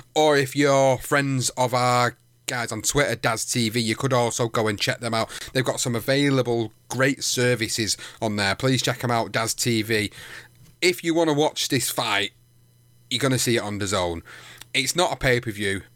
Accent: United Kingdom; as a Brit

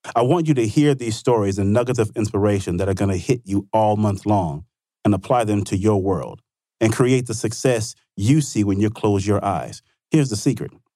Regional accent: Vicksburg, Mississippi, United States; my hometown, Vicksburg, Mississippi, small town, Mississippi.

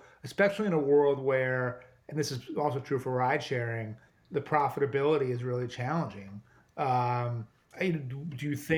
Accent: New York, United States; I think as a New Yorker, I'm going to claim that one.

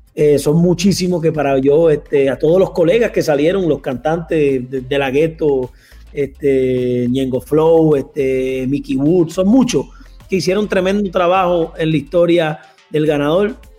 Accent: Puerto Rico; also born or lived in Colombia; yo soy boricua de pura cepa, yo amo Puerto Rico, es mi isla

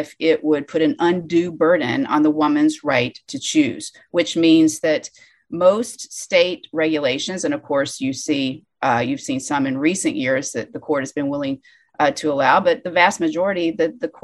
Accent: Alabama, United States; my home state, Alabama

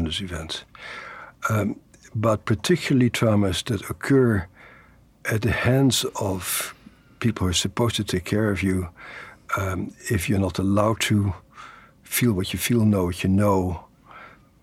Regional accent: Netherlands; born or raised there; moved away

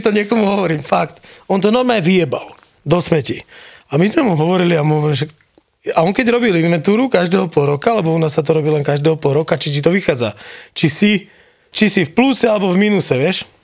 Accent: Prievidza, Trenčín Region, Slovakia; moved away as an adult; also born or lived in Germany / Bojnice; now in Kitzbühel, Austria; ja som kokot z Prievidze

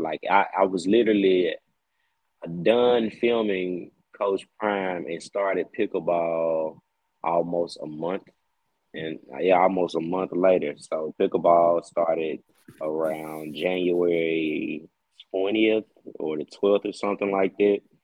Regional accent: Jackson, United States; I'm from Jackson

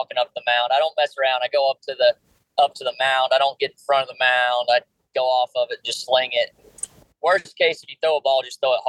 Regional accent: North Carolina, United States; I'm from North Carolina

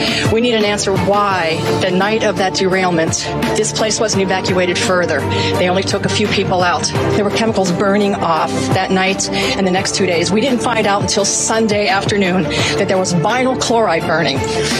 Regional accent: East Palestine, Ohio, United States; I'm from East Palestine, 27-year resident.

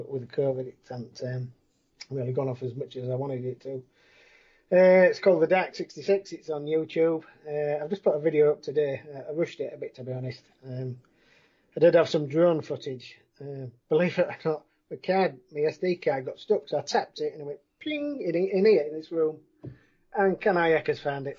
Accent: Winsey, England, United Kingdom; I grew up in Winsey.

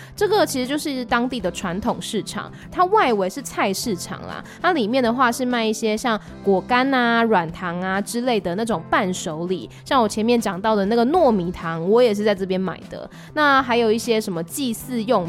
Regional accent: Taiwan; 我来自台湾，然后很喜欢泰国，这次是第二次来青睐

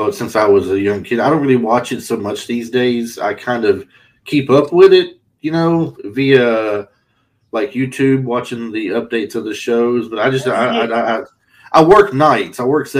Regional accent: Tennessee, United States; I grew up in Tennessee watching the Memphis wrestling territory

